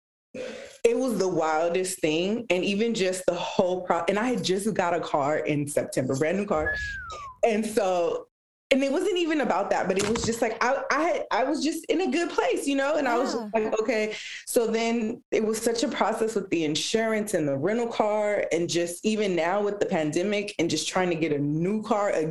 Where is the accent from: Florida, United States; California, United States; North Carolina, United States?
California, United States; Los Angeles; first language Spanish; English is a second language; also born or lived in Downey / Paramount; So I was born and raised here in Los Angeles. I grew up actually in the area that I still live